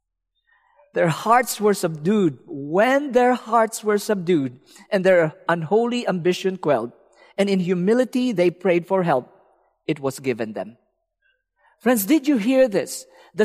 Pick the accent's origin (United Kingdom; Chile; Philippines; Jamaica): Philippines; I'm from the Philippines. There's a lot of beaches.